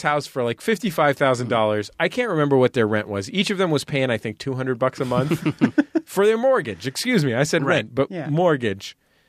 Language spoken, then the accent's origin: English; San Francisco, California, United States; born or raised there